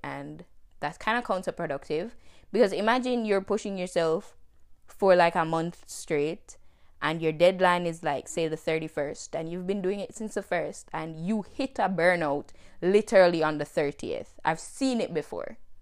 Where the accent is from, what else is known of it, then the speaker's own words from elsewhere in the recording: Jamaica; moved away as an adult; now in United States; I am Jamaican. I was born and raised in Jamaica, but I left Jamaica in two thousand nineteen